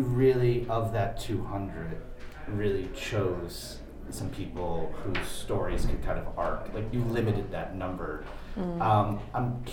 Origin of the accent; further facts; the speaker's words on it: East Coast, United States; I grew up on the East Coast